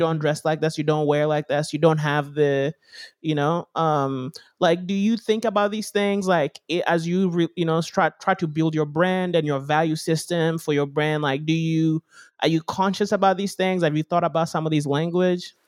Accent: Kenya; now in United States; growing up in Africa, like, at least in Kenya when we're there

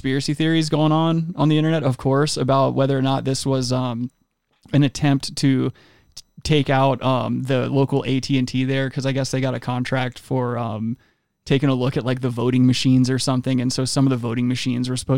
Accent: United States

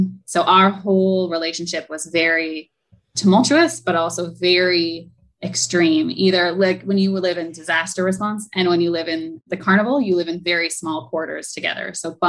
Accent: Alberta, Canada; now in Bahamas; So I am Canadian. I am from Alberta. We moved a lot as kids.

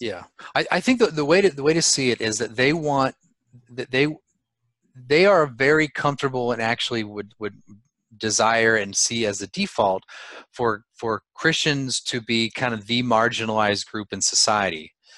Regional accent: California, United States; I'm from California

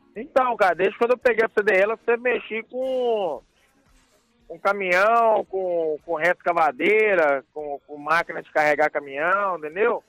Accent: Timóteo, Minas Gerais, Brazil; moved away as an adult; now in United States; Sou mineiro

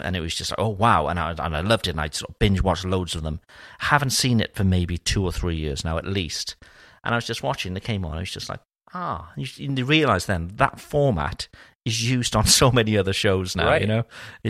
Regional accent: Wales, United Kingdom; accent: Welsh; my Welsh accent.

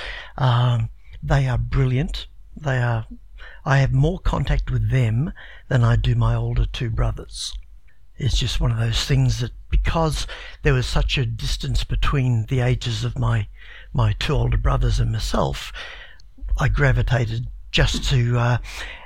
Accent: Broadmeadows, Victoria, Australia; also born or lived in England; Grew up in Broadmeadows.

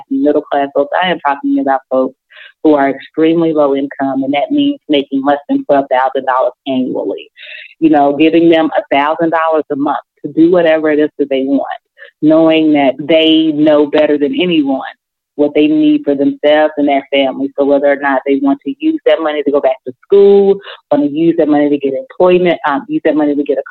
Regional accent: Jackson, Mississippi, United States; when we moved from the Delta, moved to Jackson

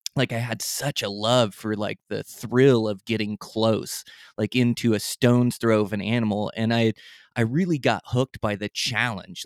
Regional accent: Olympic Peninsula, Washington, United States; moved away as an adult; now in Montana, United States; I come from the Olympic Peninsula

